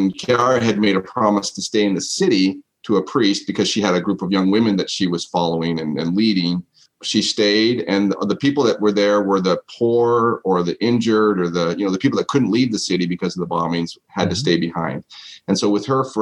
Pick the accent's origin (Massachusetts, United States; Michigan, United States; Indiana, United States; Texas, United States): Texas, United States; San Antonio; also born or lived in Colorado / New York / Italy; now in Phoenix, United States; I grew up in Texas. My formative years were down in San Antonio.